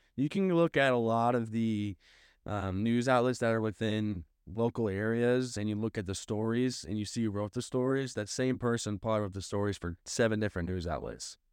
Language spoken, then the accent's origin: English; St. Louis, Missouri, United States; I am from Saint Louis